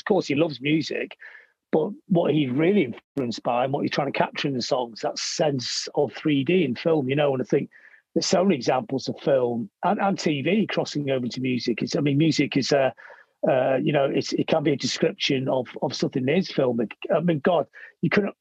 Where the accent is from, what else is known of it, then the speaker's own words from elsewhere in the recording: Blackpool, North West England, United Kingdom; I, really love coming from Blackpool